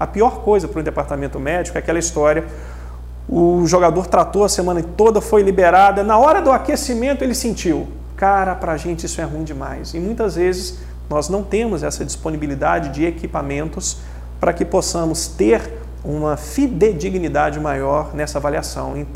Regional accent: Juiz de Fora, Minas Gerais, Brazil; born there; eu sou nascido em Crado, Juiz de Fora. E eu sou um torcedor, cara, do futebol de Juiz de Fora.

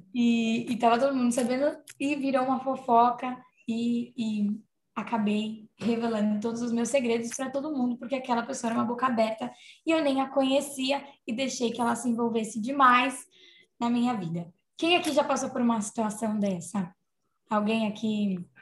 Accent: Santo André, São Paulo, Brazil; eu sou de Santo André

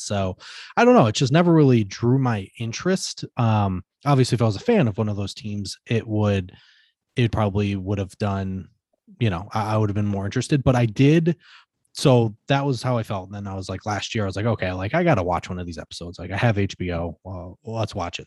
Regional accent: Michigan, United States; I'm from Michigan.

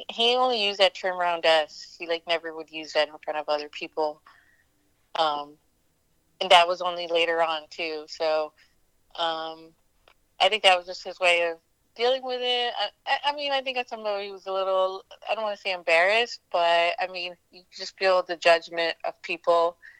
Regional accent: PA, about an hour outside of Pittsburgh, Pennsylvania, United States; also born or lived in Delhi, India; I was born in Delhi, actually. I stayed there for a few years and then grew up in uh, PA, about an hour outside of Pittsburgh

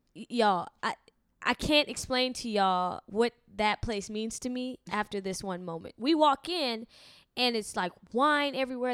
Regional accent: Lafayette, Louisiana, United States; I'm from Louisiana, Uh-huh. Lafayette, Louisiana, the, the actual south.

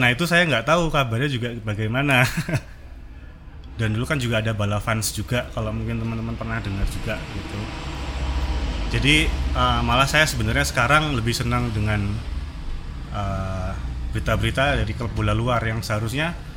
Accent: Lampung, Indonesia; now in Salatiga, Indonesia; saya sebenarnya tuh bukan orang asli Salatiga. Saya itu dari Lampung.

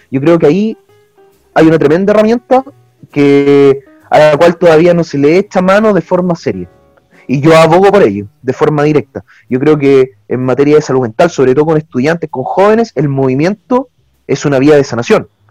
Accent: Chile; nosotros como chilenos

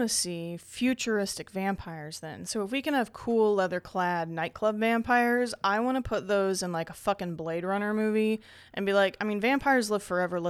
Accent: Indiana, United States; We're from Indiana, so yeah, you know this that's is how we do it.

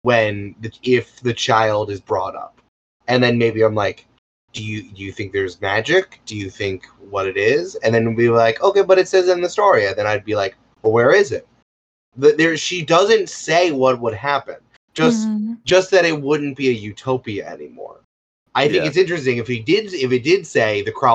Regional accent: United States

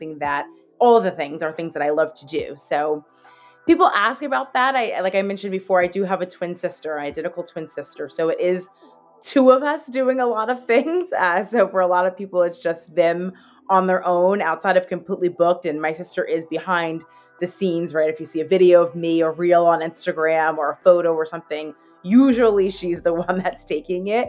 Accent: Hazlet, New Jersey, United States; also born or lived in Baltimore / Hoboken; I am from Hazlet, New Jersey. I'm a proud born and raised Hazlet, or Jersey girl

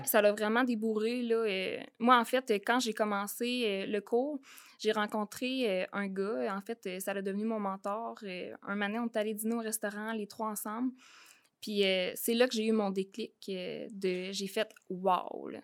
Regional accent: Saint-Zacharie, Quebec, Canada; je viens de la Beauce. Euh, je viens de Saint-Zacharie. Euh, je suis une fille, euh, en fait, qui est née sur une ferme

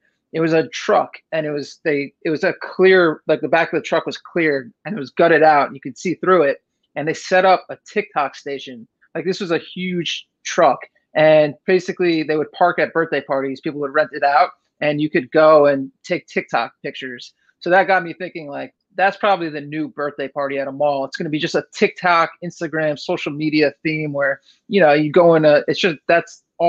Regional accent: New Jersey, United States; Growing up in Jersey

